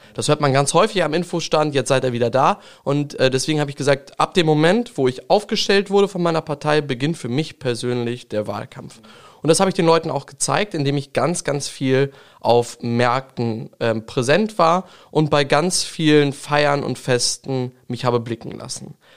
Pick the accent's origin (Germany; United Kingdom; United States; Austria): Germany; Langenhagen, Lower Saxony; Ich komme ja aus Gotshorn, dem kleinen Gotshorn. Es ist ein schöner Stadtteil von Langenhagen.